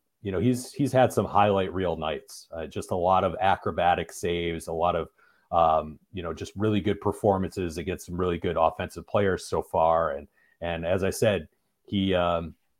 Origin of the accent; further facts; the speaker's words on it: Michigan, United States; I'm from Michigan